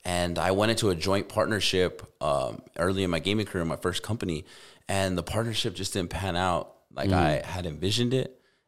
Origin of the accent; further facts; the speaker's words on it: Albuquerque, New Mexico, United States; And but as a kid growing up in Albuquerque, like, I don't even know those games.